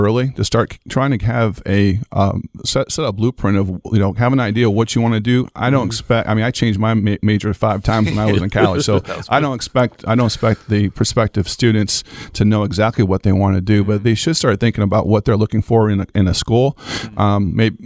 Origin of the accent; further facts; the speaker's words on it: Toledo, Ohio, United States; moved away as an adult; now in Lake Wales, Florida, United States; I was born and raised in Toledo, Ohio